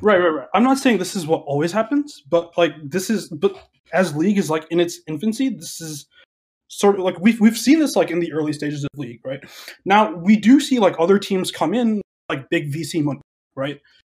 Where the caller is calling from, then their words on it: Chicago, Illinois, United States; I'm calling from Chicago, Illinois.